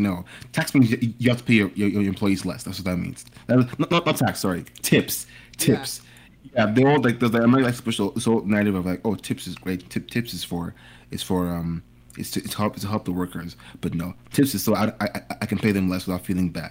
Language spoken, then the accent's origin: English; Nigeria; because I'm Nigerian, right? We don't tip in Nigeria.